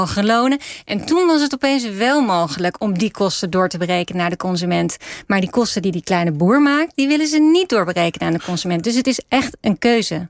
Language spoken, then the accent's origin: Dutch; Netherlands; als Nederlanders